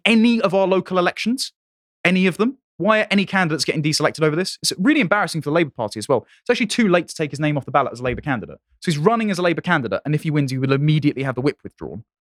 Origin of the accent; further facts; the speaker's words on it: London, United Kingdom; my home city